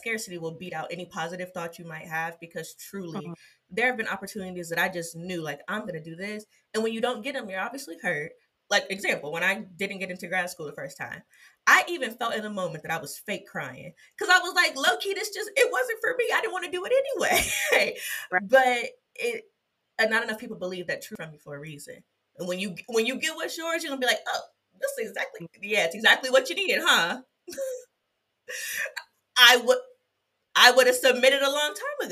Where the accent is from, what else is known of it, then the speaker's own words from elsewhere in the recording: Ohio, United States; moved away as an adult; now in Florida, United States; I'm from Ohio